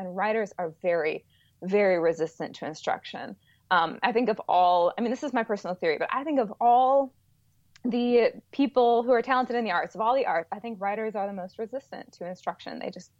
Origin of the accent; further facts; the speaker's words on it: Chicago, Illinois, United States; now in Alabama, United States; Yes, we are from the Midwest. My husband grew up in Minnesota all his entire life, and I just moved all over the Midwest. I was from Chicago mainly.